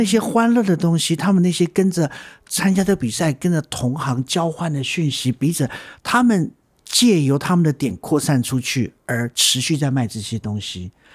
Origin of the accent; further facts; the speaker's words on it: Taiwan; 我们台湾人的创意是的确是很棒